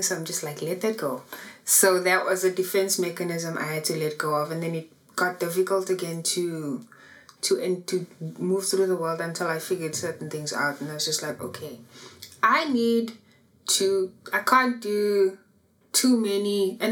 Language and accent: English; Johannesburg, Gauteng, South Africa; so I am from Annadel